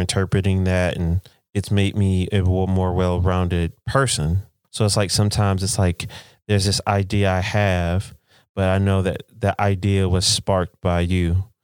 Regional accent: United States; I'm American, you live in America now

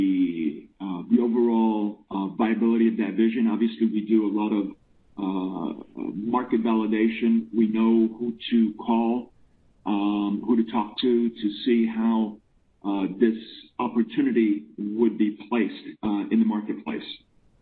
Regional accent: United States; moved away as an adult; now in Finland; I'm actually American. I've spent 25 years in Finland.

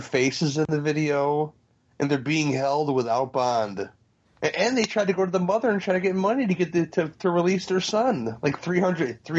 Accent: Chicago, Illinois, United States; as a Chicagoan

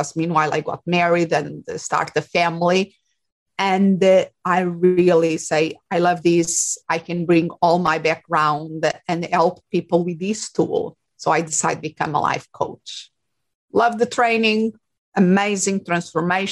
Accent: Portugal; English is a second language; moved away as an adult; also born or lived in England / Spain; now in Phoenix, United States; I'm originally from Portugal. So I raised and I did my studies there.

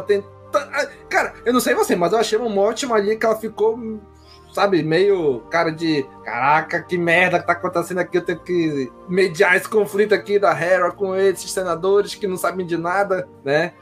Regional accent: Brazil; eu, enquanto brasileiro

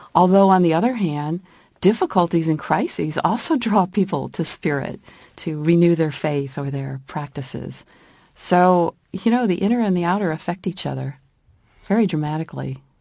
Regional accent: California, United States; moved away as an adult; also born or lived in Washington, D.C., United States; living in Washington, D C for fifteen years after growing up in California

